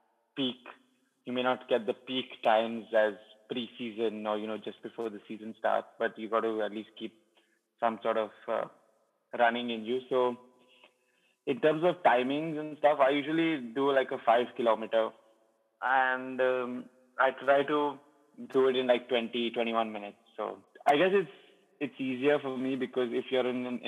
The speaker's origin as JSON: {"language": "English", "region": "Goa", "country": "India", "said": "I sort of played for FC Goa and I'm from Goa, so like, you know, I'm local"}